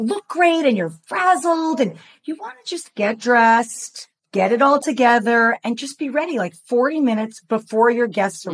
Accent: New York, United States; also born or lived in Los Angeles; now in Orange County, United States; as a New Yorker, transplanted to LA and then dragged down to Orange County

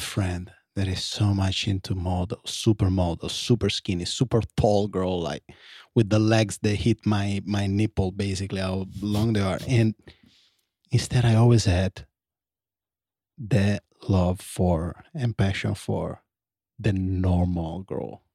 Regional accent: Italy; moved away; I grew up in Italy

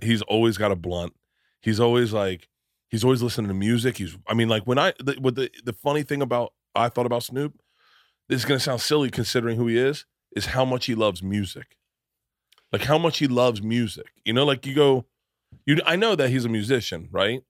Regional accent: Tampa, Florida, United States; I grew up in Florida

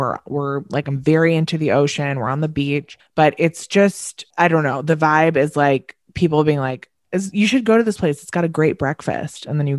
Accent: Long Island, New York, United States; moved away; Like, we're from Long Island.

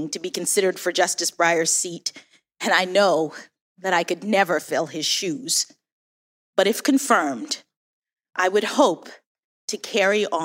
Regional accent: Washington, District of Columbia, United States; born there; When I was born here in Washington, my parents were public school teachers.

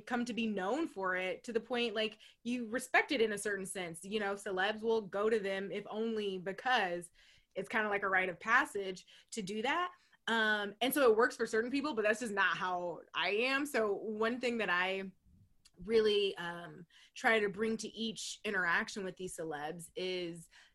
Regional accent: Ohio, United States; moved away; I'm from Ohio. I'm a proud Midwestern girl

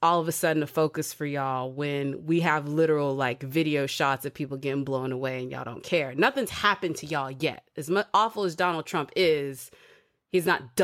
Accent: the South, United States; growing up in the South

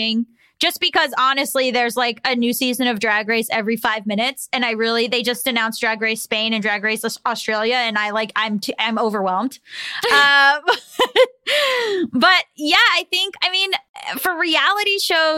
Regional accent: Florida, United States; now in North Hollywood, United States; I come from Florida

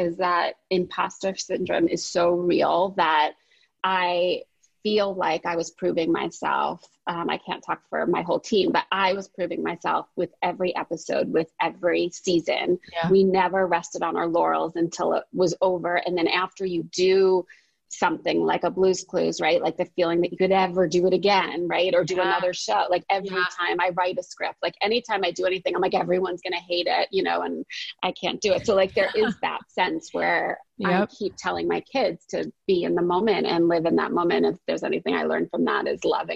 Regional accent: New Jersey, United States; I'm from Jersey

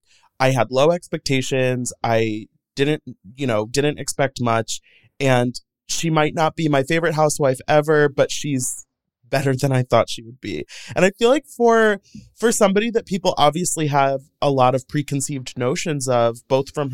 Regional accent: St. Louis, Missouri, United States; I grew up in St. Louis, Missouri

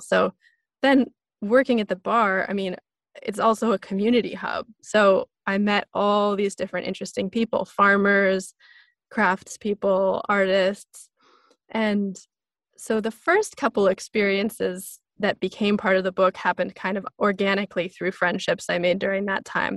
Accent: small town outside of Seattle, Pacific Northwest, Washington, United States; I grew up in the Pacific Northwest in this small town outside of Seattle.

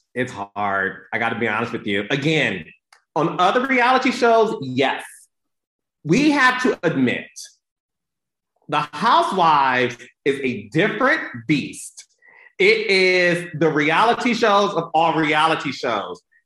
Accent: Detroit, Michigan, United States; I'm from Detroit

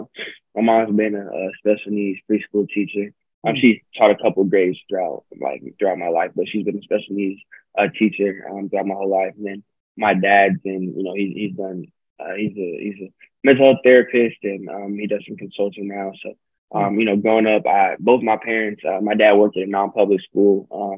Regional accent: Pasadena, California, United States; also born or lived in Philadelphia; I was born in Philly, but I came out here. My mom's from Pasadena, and my dad's from the South Bay, which is pretty close too. So mm-hmm. I'm from Cali through and through.

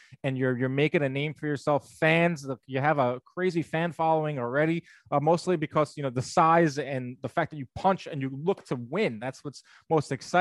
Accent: Long Island, New York, United States; where I grew up on Long Island in New York

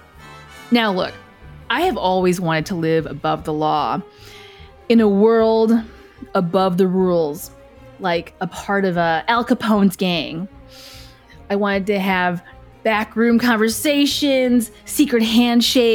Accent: Willowbrook, Illinois, United States; moved away as an adult; also born or lived in Chicago / Las Vegas; I was raised in Willowbrook, Illinois, and I finally got to the big city, Chicago

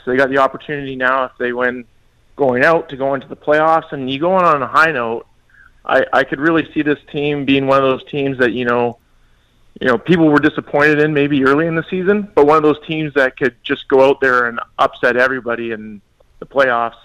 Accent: British Columbia, Canada; moved away; in BC, which is my hometown

